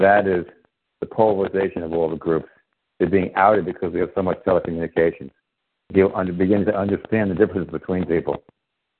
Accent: Syosset, New York, United States; also born or lived in Brooklyn, New York; I was raised in Syosset, Oyster Bay, North Shore of Long Island

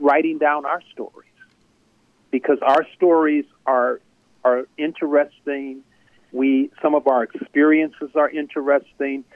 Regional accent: Wisconsin, United States; also born or lived in New York; now in Chicago, United States; I'm from Wisconsin, and I grew up in Wisconsin

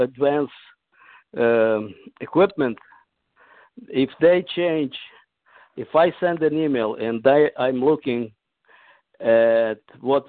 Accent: Ukraine; moved away; I was born in Ukraine, Soviet Union

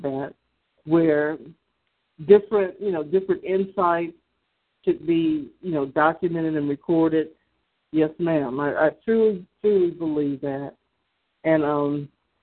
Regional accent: the South, United States; because I'm from the South.

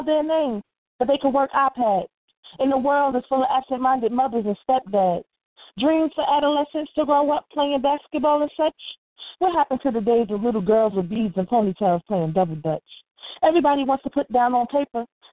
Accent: Newark, New Jersey, United States; now in Irvington, United States; I'm originally from Newark, but I live in Irvington, New Jersey.

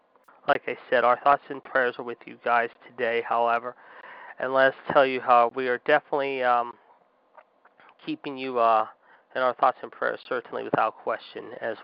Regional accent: Pittsburgh, Pennsylvania, United States; this is similar to what happened in my hometown, of course, back in October in the city of Oakland, if you will, near the University of Pittsburgh

